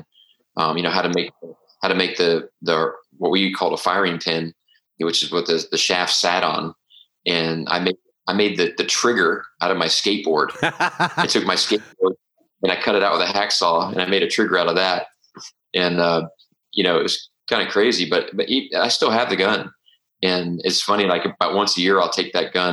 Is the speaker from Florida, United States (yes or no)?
yes; Tampa, Florida, United States; I grew up shooting in Tampa Bay